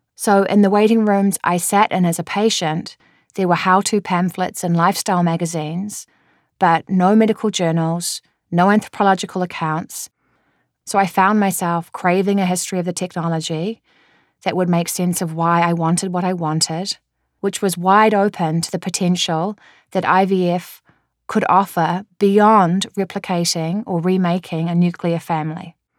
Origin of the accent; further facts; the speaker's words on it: New Zealand; moved away; I'm a New Zealander